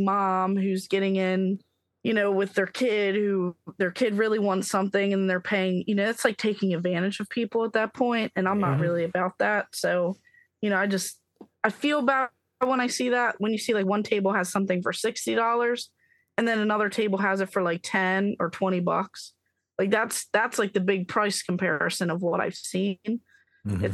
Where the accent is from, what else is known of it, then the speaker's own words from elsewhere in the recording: Maryland, United States; I'm from Maryland